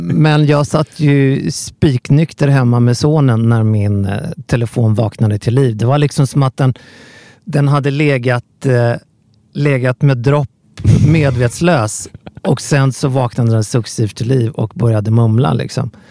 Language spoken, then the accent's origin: Swedish; Sweden; som svensk